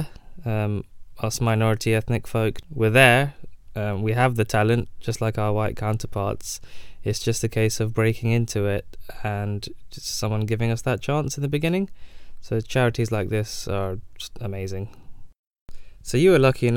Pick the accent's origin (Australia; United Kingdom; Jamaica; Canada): United Kingdom; also born or lived in London; being a British Asian